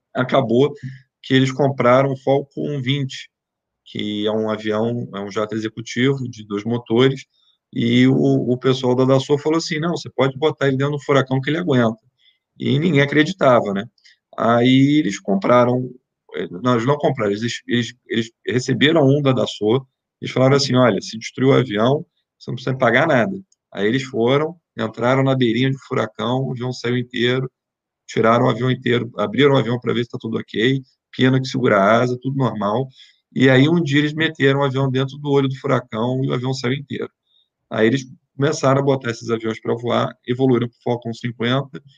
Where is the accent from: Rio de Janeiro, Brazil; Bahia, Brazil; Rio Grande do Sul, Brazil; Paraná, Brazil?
Rio de Janeiro, Brazil; moved away; Eu sou, sou carioca, moro no Rio, quer dizer, morava no Rio